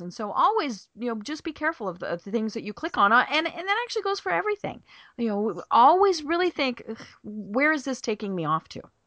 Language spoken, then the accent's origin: English; Colorado, United States; moved away as an adult; now in Atlanta, United States; I'm from Colorado.